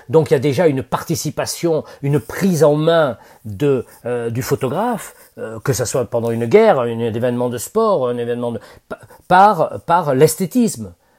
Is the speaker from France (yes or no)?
yes; Bordeaux, Nouvelle-Aquitaine, France; moved away; à Bordeaux, alors, moi c'était ma ville natale